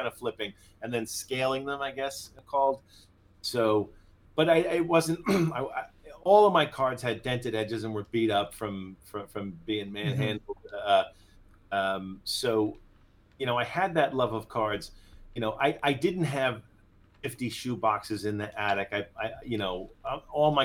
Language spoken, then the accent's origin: English; Long Island, New York, United States; also born or lived in Tokyo, Japan; Born and raised on Long Island.